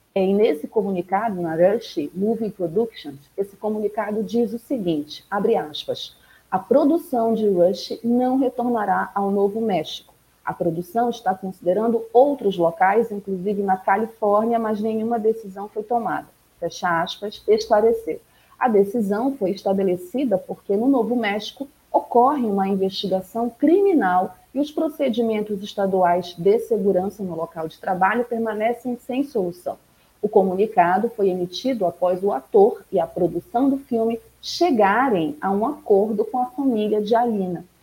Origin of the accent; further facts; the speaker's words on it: Pará, Brazil; daqui da minha terrinha, de além do Pará